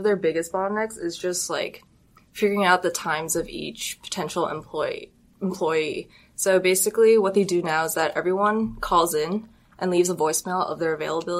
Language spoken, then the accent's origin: English; Arcadia, California, United States; I'm from Arcadia.